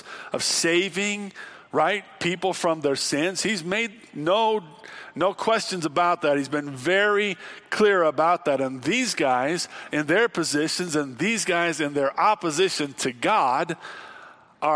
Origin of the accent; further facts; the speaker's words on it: Illinois, United States; Growing up in Illinois where there was lots of tornadoes